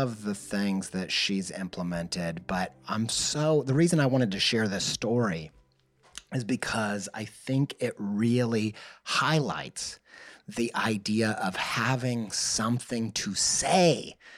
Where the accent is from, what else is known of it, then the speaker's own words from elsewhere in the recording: Midwest, United States; I grew up in the Midwest Bible Belt, and we would hear these bands that were trying to connect with the youth